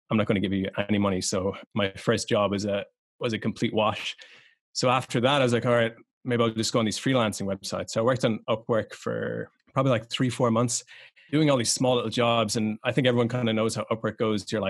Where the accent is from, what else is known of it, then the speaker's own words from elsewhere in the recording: Ireland; So I grew up in Ireland. Um, my whole family are kind of old tradesmen.